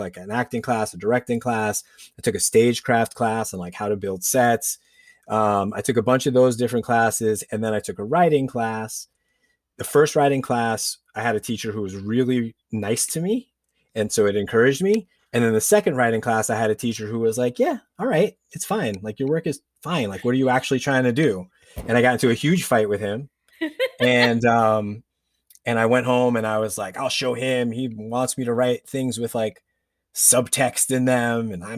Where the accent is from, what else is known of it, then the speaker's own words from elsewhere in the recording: New York, United States; my mom, we grew up outside of New York City. We were in Westchester County.